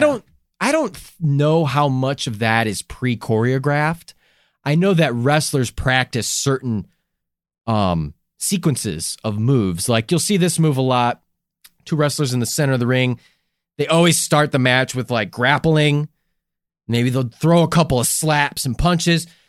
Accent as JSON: {"language": "English", "town": "Chicago", "region": "Illinois", "country": "United States", "tie": "born or raised there", "said": "I grew up in Chicago"}